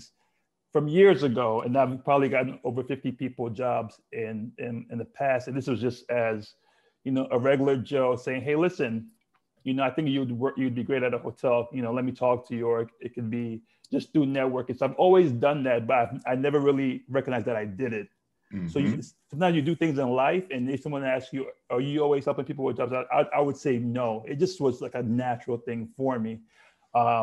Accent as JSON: {"language": "English", "region": "Lagos", "country": "Nigeria", "tie": "born or raised there", "said": "I was born and raised in Lagos, Nigeria."}